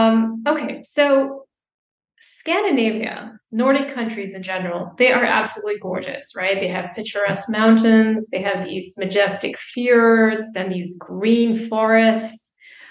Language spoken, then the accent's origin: English; Dubai, United Arab Emirates; growing up in Dubai, we're not really, you know, we're not nature people.